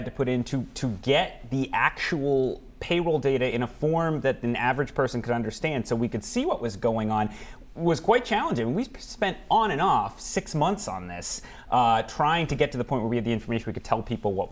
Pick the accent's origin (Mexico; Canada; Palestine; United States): United States; Bristol County, Massachusetts; I'm from Bristol County, Massachusetts. That's where I grew up.